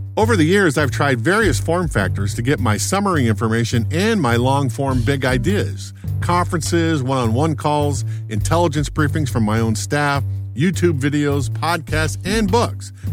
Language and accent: English; Los Angeles, California, United States; now in Maryland, United States; When I was a young lad growing up in the Los Angeles suburbs, late nineteen sixties